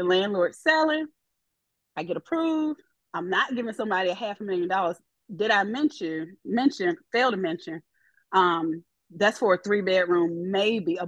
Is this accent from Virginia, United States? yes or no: yes; Virginia, United States; moved away as an adult; now in Florida, United States; come back to Virginia and I would have a house